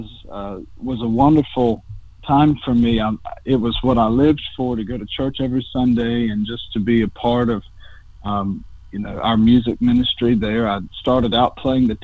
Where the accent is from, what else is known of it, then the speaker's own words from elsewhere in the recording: North Carolina, United States; moved away; I'm from North Carolina, out of the Cornerstone Conference